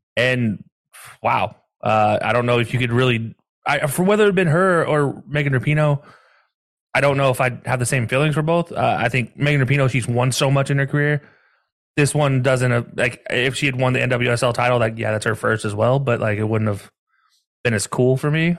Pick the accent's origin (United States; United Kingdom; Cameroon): United States; the South; now in Ohio, United States; growing up down south for so long